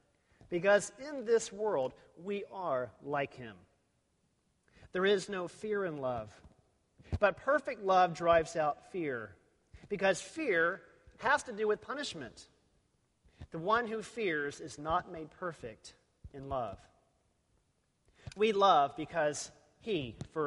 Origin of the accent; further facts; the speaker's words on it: Texas, United States; I was from Texas